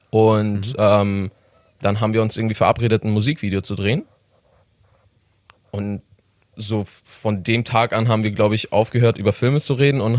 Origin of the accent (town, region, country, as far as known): Iran; German is a second language; now in Germany